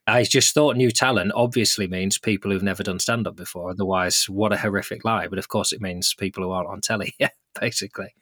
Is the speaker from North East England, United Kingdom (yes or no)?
no; Lancaster, North West England, United Kingdom; I grew up in Lancaster, which is a big enough city